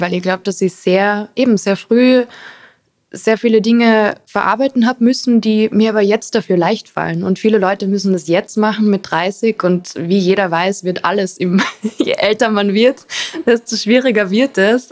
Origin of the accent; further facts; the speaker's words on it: Carinthia, Austria; also born or lived in Arizona, United States; now in Vienna, Austria; ich bin in Kärnten aufgewachsen, in einem Haus neben Wald, wo man nur Berge und Fluss und Wiese sieht